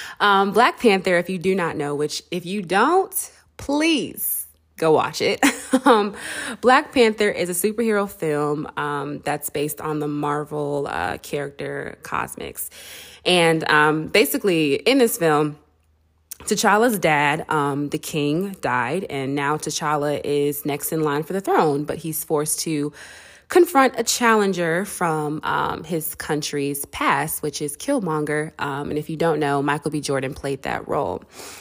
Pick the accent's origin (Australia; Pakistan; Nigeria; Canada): Nigeria; because I feel like not only was Black people and Africans and me being Nigerian were able to see our culture and to embrace what was being shown